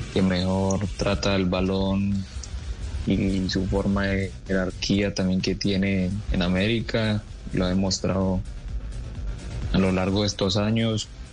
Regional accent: Medellín, Antioquia, Colombia; Yo llegué a, a, la ciudad de Medellín demasiado niño, de ahí me, me formé en el Club Deportivo Estudiantil, donde estuve casi nueve años

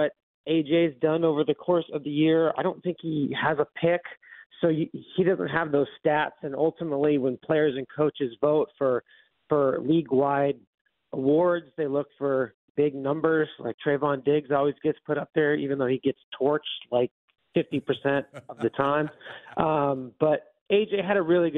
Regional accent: the South, United States; I'm from the South

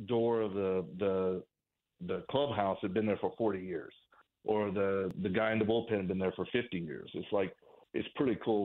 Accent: Oklahoma, United States; moved away as an adult; also born or lived in Kansas; I was born and bred in Oklahoma. That's where I was born and raised

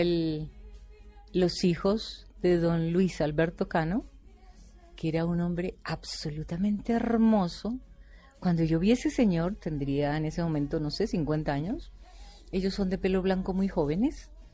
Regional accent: Bogotá, Colombia; Yo soy bogotana pura

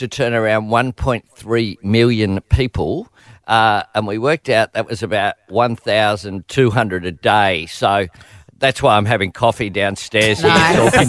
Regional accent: Sydney, New South Wales, Australia; also born or lived in Newtown / Camperdown; I am from Marrickville.

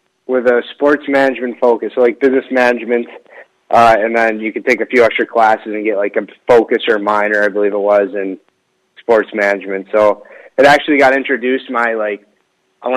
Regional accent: Warren, Michigan, United States; moved away as an adult; now in Tulsa, United States; I'm from Warren, Michigan. It's probably about 20 minutes outside of Detroit. So I grew up there. Didn't really move at all

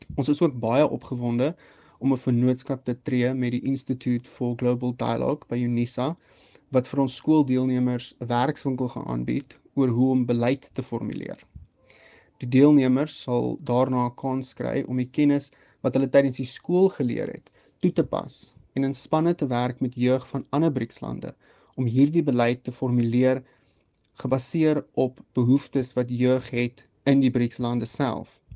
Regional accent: South Africa; ons kan verstaan as Suid-Afrikaners

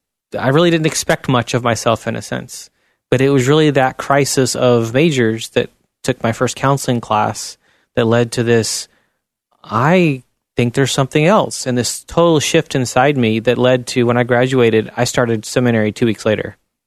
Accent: Chile; There was a lot of struggles there because I was kind of the white redhead amongst a very different looking people.

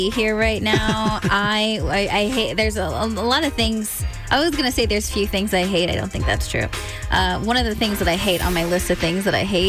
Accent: California, United States; moved away as an adult; now in Maryland, United States; And we've been here for 2 years, but I'm originally from California

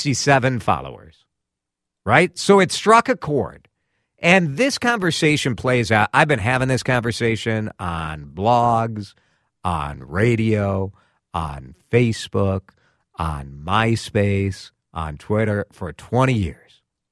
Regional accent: Chicago, Illinois, United States; moved away as an adult; now in Twin Cities, United States; I'm a transplant from Chicago. I moved here in 2003 with my wife as my only friend here in the Twin Cities.

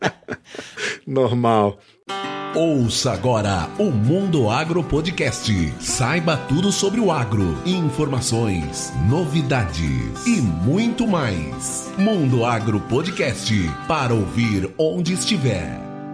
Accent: Brasília, Federal District, Brazil; brasiliense, 41 anos de idade hoje, em 2020, nascido e criado aqui em Brasília

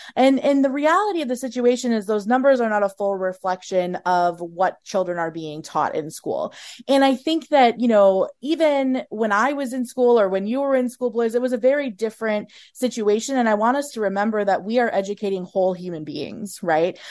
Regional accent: Minnesota, United States; I'm a Minnesotan through and through. I'm from a small town here in Minnesota

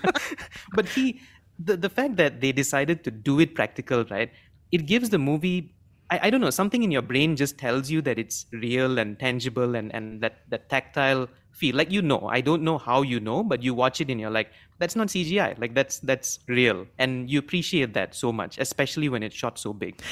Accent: Malaysia; as Malaysian

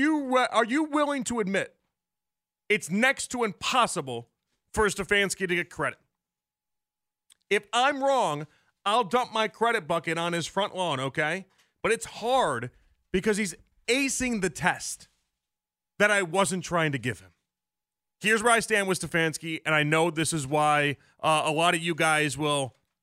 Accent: Chicago, Illinois, United States; moved away; I'm from Chicago. I'm not from like Florida where it's sunny all the time.

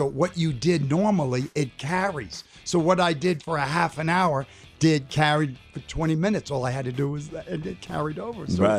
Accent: New York City, New York, United States; growing up in New York City

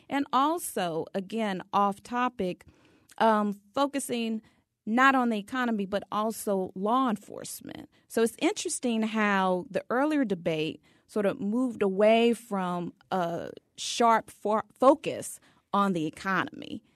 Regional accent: Louisiana, United States; I'm from the state of Louisiana

